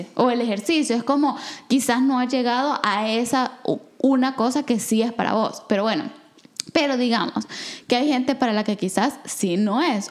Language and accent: Spanish; El Salvador; moved away; yo soy del de Salvador, pero yo todo el tiempo, toda mi vida crecí con una narrativa de la guerra